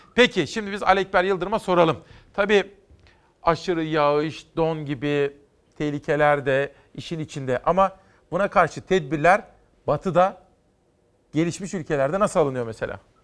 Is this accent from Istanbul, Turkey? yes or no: no; Simav, Kütahya, Turkey; moved away; küçük bir çocukken Kütahya Simav'da Fatih İlköğretim Okulu'nda